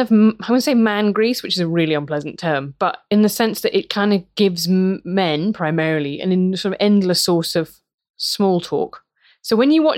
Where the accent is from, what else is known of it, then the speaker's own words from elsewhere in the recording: Worcester, West Midlands, United Kingdom; Growing up in Worcester